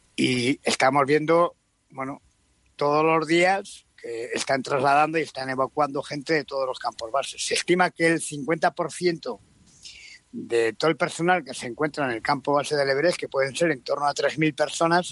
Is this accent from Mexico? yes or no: no; Spain; como ciudadanos españoles